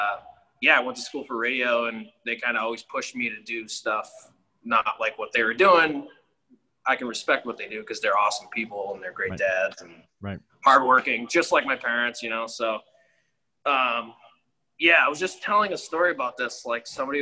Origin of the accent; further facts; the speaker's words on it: Lynn, Massachusetts, United States; born and raised in Lynn, North Shore